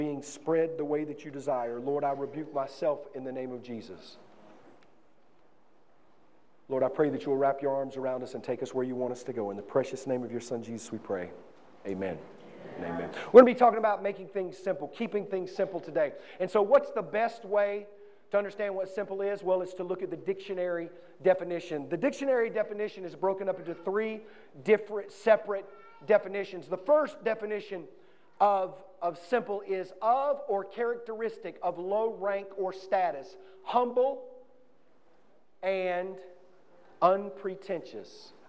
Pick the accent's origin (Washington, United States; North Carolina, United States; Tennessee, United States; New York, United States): North Carolina, United States; New London; I'm from Stanley County, North Carolina. I grew up in a little town called New London, right outside of Albemarle, North Carolina.